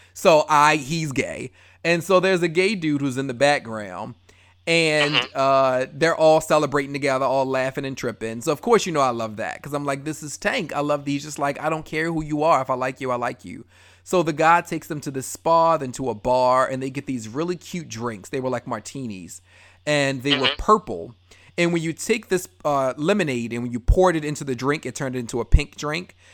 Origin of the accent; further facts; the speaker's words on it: Baltimore, Maryland, United States; I love Baltimore all day long